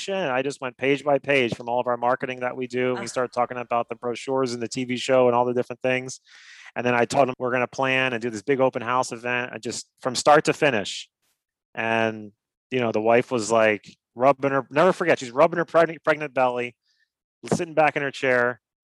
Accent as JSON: {"language": "English", "town": "Miami", "region": "Florida", "country": "United States", "lives_now": "Naples, United States", "said": "I'm a hustler from Miami."}